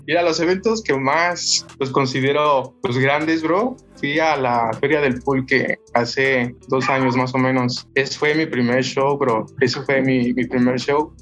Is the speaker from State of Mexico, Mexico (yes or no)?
yes; Tlalnepantla, State of Mexico, Mexico; Yo soy del estado, aquí en Tlanepantla